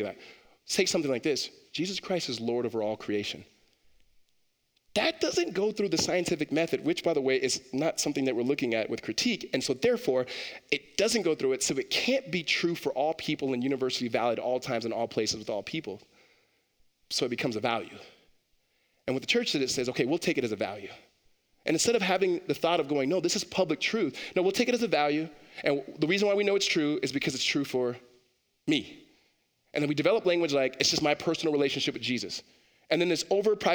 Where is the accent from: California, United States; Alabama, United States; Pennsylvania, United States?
California, United States; Los Angeles; growing up in Los Angeles and other cities that are not necessarily super brand new